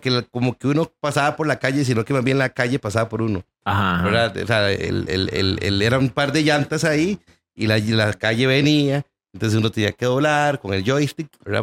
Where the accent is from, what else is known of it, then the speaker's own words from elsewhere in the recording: San José, Costa Rica; also born or lived in Pérez Zeledón; nosotros nos crecimos en San Sebas